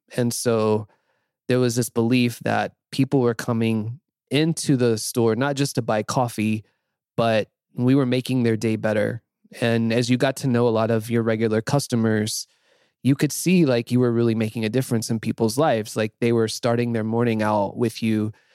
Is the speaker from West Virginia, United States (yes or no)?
no; North Carolina, United States; moved away as an adult; also born or lived in Nashville / Tampa; I grew up in North Carolina in a fairly small town, the southern US.